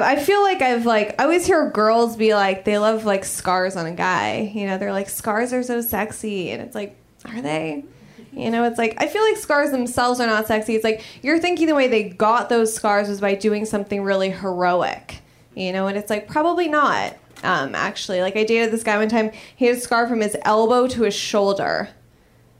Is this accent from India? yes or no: no; Los Angeles, California, United States; I'm from Los Angeles originally.